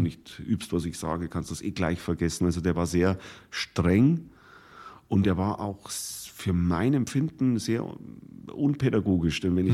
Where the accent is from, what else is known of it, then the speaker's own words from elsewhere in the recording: Bodenmais, Bavaria, Germany; moved away as an adult; also born or lived in Munich; in dem Heimatdorf, wo ich aufgewachsen bin, im Bodenmais im Bayerischen Wald